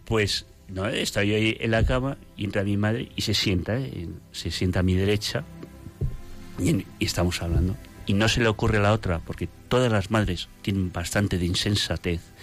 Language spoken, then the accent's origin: Spanish; Logroño, La Rioja, Spain; yo soy de Logroño